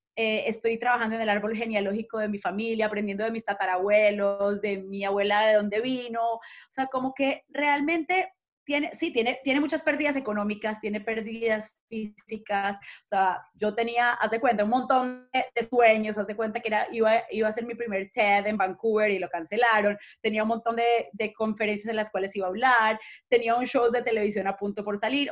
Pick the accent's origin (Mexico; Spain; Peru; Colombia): Colombia; Manizales, Caldas; now in Miami, United States; crecí en Manizales, en las montañas verdes más lindas